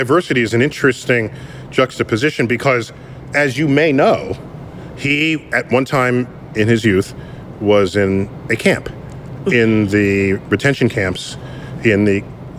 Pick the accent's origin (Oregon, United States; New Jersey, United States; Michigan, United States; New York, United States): New York, United States; New York City; I'm from the Bronx.